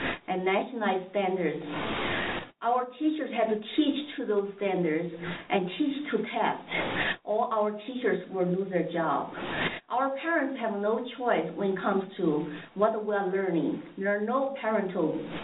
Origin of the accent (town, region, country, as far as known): China; born or raised there; moved away as an adult; now in United States